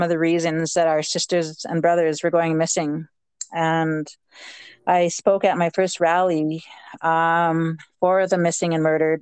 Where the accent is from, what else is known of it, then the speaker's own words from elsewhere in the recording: Regina, Saskatchewan, Canada; also born or lived in James Smith Cree Nation, Saskatchewan; my hometown